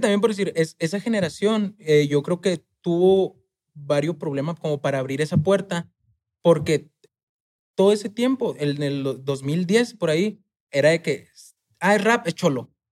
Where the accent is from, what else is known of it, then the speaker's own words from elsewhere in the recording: Chihuahua, Mexico; moved away as an adult; also born or lived in Mexico City; yo soy de Chihuahua, de un barrio